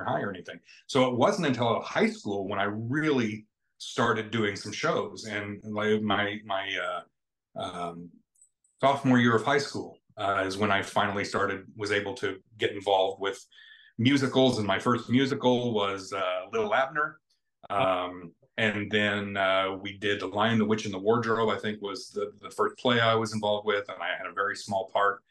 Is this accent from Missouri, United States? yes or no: no; Carterville, Illinois, United States; I grew up in Carterville, a small town here in Southern Illinois